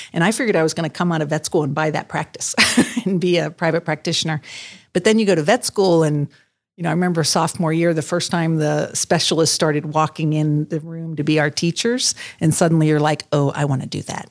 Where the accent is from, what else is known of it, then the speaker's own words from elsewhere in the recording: Maryland, United States; moved away as an adult; also born or lived in Virginia; now in Columbus, United States; I was from Maryland